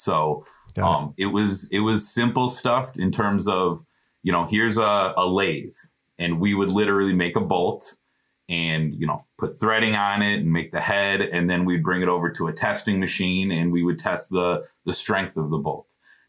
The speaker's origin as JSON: {"language": "English", "region": "Illinois", "country": "United States", "tie": "born or raised there", "said": "So I grew up in the Chicagoland area, born and raised. Same town that my mom grew up, same town my grandpa grew up."}